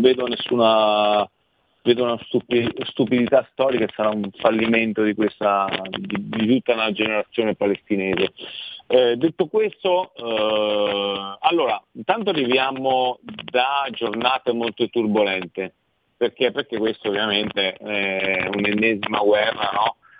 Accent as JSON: {"language": "Italian", "country": "Italy", "said": "io sono italiano"}